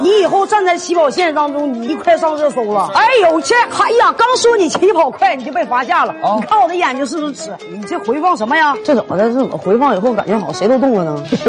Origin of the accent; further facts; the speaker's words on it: Beijing, China; 我是北京人